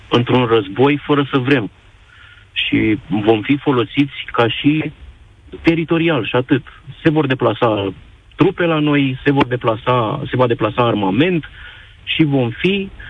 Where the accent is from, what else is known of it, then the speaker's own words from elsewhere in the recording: Romania; Și temerea mea este, ca și părinte, ca și român, că Mm, suntem, uh, suntem uh, un teritoriu și o țară de sacrificiu în momentul ăsta.